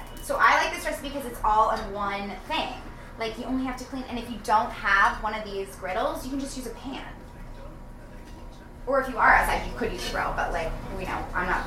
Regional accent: New Jersey, United States; accent: New Jersey; Whoa, my New Jersey accent just came out.

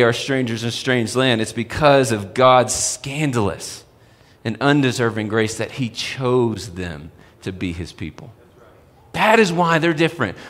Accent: Texas, United States; moved away as an adult; now in Colorado, United States; I remember when I first moved to Colorado. I'm from Texas

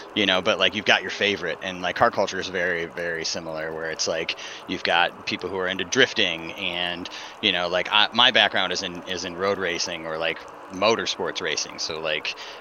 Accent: Northville, Michigan, United States; moved away as an adult; also born or lived in Detroit, Michigan / Grand Rapids area, Michigan; now in Chicago, United States; I'm from Northville, I guess, technically, is where I went to high school

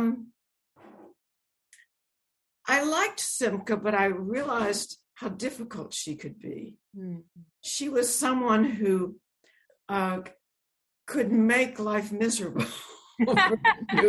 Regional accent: Shreveport, Louisiana, United States; the house I grew up in Shreveport, Louisiana

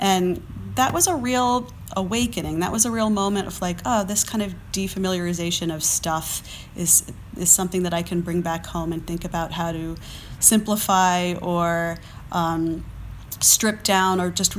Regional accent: East Coast, United States; I grew up on the East Coast. I spent a lot of time in New York and more vertical places.

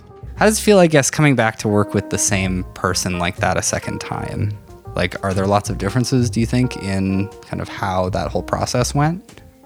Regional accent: North Battleford, Saskatchewan, Canada; I grew up in North Battleford

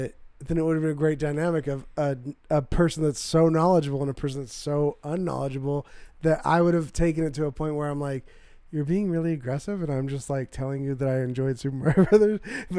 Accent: Irvine, California, United States; I'm from Southern California.

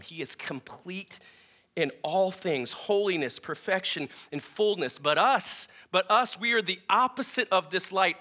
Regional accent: Minnesota, United States; I'm from Minnesota.

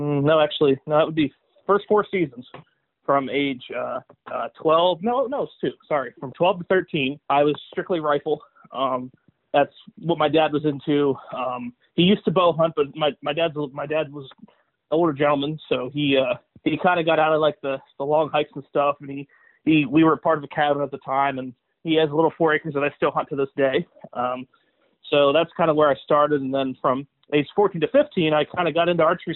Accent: Cogan Station, Pennsylvania, United States; also born or lived in Williamsport, Pennsylvania; I grew up in Cogan Station, which is just north of Williamsport here. But yeah, I've lived in this area my whole life

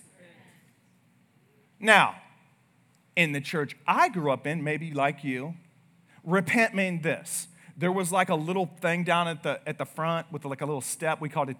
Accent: United States; we're American.

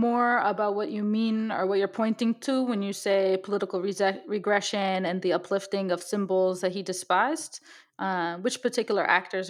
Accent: United States; accent: very American; my very American accent

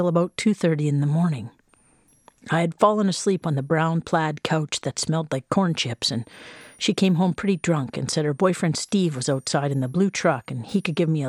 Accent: Whitehorse, Yukon, Canada; growing up in Whitehorse meant that you never thought about, cared about, learned about, or knew the actual names of most of the streets of your hometown

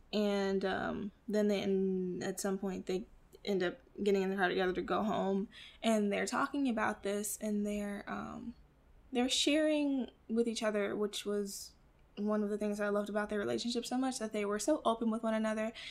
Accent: Midwest, United States; I grew up in the Midwest in an apartment with my mother and my grandmother

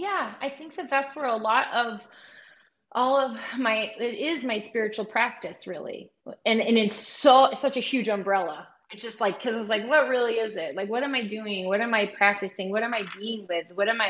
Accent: New York, United States; now in Portland, United States; And I'm originally from the area where Lisa's from. So there's this upstate New York Paisan connection that I love.

